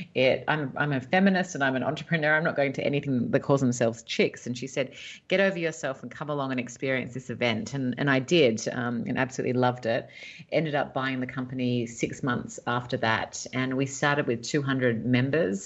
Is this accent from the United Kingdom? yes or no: no; Sydney, New South Wales, Australia; moved away as an adult; now in Los Angeles, United States; I was born and raised in Sydney, Australia.